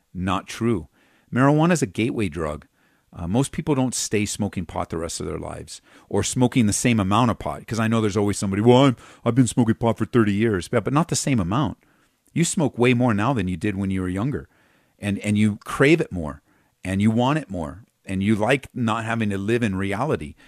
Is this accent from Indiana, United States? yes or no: no; California, United States; I was from California, grew up there, um, went to Calvary Chapel Downey